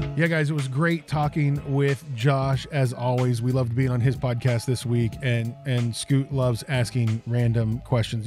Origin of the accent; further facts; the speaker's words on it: Fairmont, West Virginia, United States; Country Club Bakery and that's uh, my hometown.